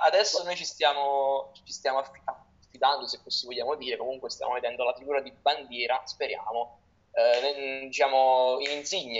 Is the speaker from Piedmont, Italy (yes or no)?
no; Naples, Campania, Italy; io essendo di Napoli